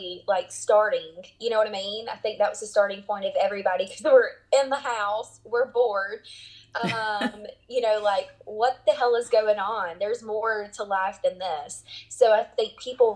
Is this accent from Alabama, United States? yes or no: yes; South Alabama, United States; I'm from South Alabama